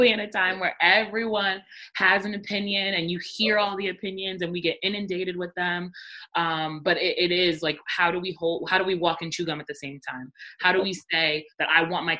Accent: Rockland County, New York, United States; I grew up in Rockland County

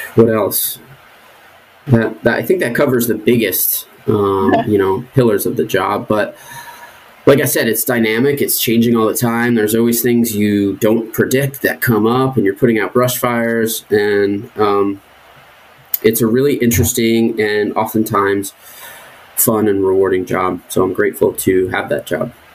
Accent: New Jersey, United States; moved away as an adult; also born or lived in Cape Cod / southern New England; I grew up in New Jersey for the most part

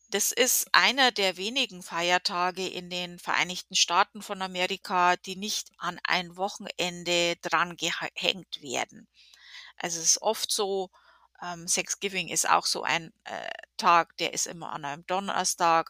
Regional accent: Germany; now in United States; wir in Deutschland

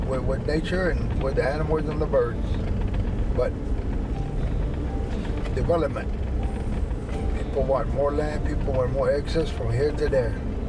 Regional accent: Highland tree island, Everglades, Florida, United States; So that's when we moved from Castellapo all the way to that island. And that's where I was born, and most of our brothers and sisters.

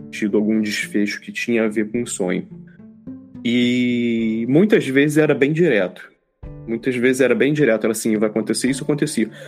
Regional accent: Rio de Janeiro, Brazil; a gente pô, cresci lá no, no Rio, né, e tal.

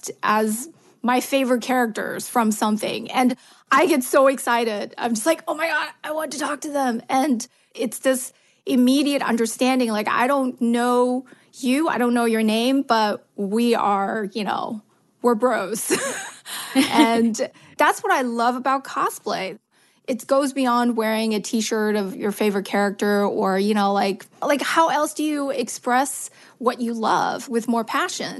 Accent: Germany; moved away as an adult; also born or lived in China; now in United States; I was born in China, and my parents divorced, and my mom moved to Germany, and I followed her to Germany. So I actually grew up in Germany

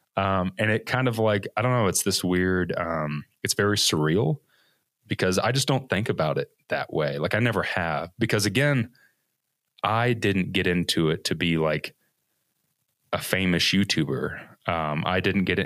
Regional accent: Evansville, Indiana, United States; originally, I am from Evansville, Indiana, which is like the second largest, I guess, metropolitan city in Indiana, which isn't saying much. Um, so born and raised in the Midwest my whole life

